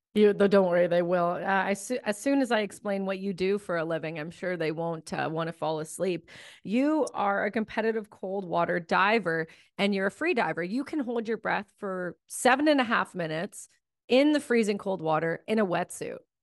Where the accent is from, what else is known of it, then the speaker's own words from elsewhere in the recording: Ontario, Canada; when I grew up in Ontario